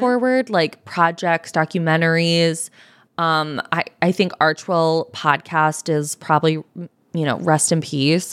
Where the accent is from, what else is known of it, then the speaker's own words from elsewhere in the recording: United States; I am an American